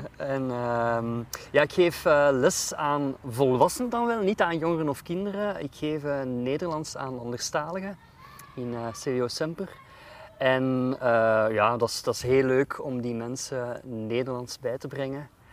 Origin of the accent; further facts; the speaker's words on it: Jette, Brussels-Capital Region, Belgium; moved away as an adult; ik ben opgeroeid in Jette ehm, en in Brussel centrum.